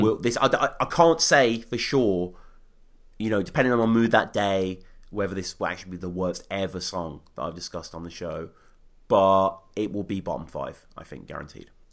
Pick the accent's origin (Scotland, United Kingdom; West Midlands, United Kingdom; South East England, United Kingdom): West Midlands, United Kingdom; Birmingham; my hometown of Birmingham